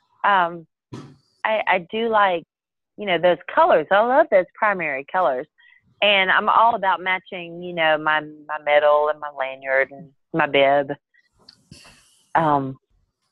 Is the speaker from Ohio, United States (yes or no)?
no; Alabama, United States; I'm from Alabama